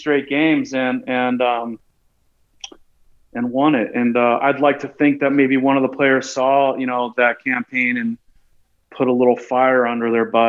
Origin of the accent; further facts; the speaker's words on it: Chicago, Illinois, United States; moved away as an adult; also born or lived in Portland; I left Chicago right after the 2003 when we lost the Marlins, the Steve Bartman era.